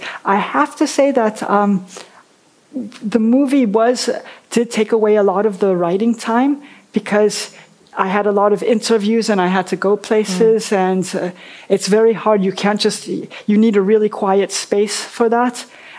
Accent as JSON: {"language": "English", "country": "Belgium", "tie": "born or raised there", "also_born_or_lived": "Hartford, United States / France", "said": "I was born in Hartford, Connecticut. And then we went back to Belgium, so there was a period where we were going, you know, back and forth. And then when I was a teenager, I went back to France."}